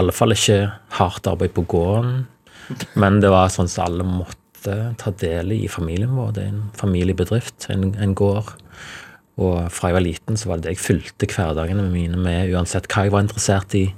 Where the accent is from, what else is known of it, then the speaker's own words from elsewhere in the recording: Ryfylke, Rogaland, Norway; Folk respekterer stillferdighet i, i Ryfylke, der jeg kommer fra